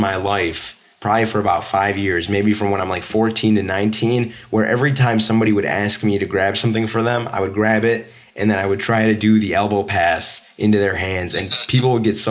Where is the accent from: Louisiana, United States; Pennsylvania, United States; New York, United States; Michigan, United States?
Michigan, United States; I'm from Michigan. I actually go to Michigan State